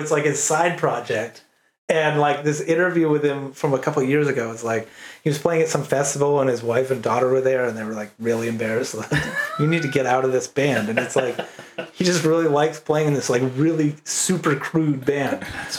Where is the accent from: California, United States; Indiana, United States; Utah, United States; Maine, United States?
Maine, United States; Lincolnville; And I'm from Lincolnville